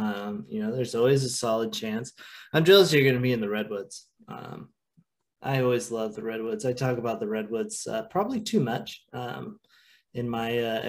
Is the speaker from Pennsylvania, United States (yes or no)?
no; Oregon coast, United States; moved away; I am a coastie. I am a Oregon coast born and raised, spent 18 years of my life living there. This is the farthest that I've ever lived from the ocean.